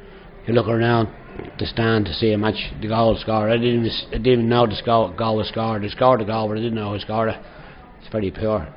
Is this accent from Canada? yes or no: no; Dublin, Leinster, Ireland; I was originally from Windy Harbour